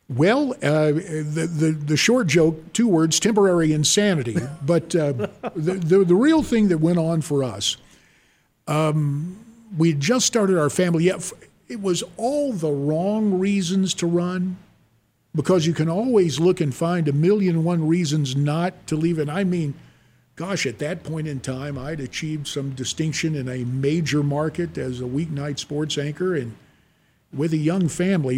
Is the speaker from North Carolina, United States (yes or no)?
yes; High Point, North Carolina, United States; moved away as an adult; also born or lived in Cincinnati, Ohio / Raleigh, North Carolina; now in Phoenix, United States; growing up in High Point, North Carolina